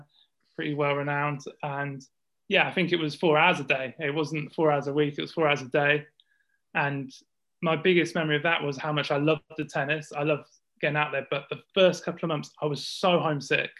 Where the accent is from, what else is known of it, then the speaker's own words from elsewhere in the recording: Northampton, East Midlands, United Kingdom; I'm from Northampton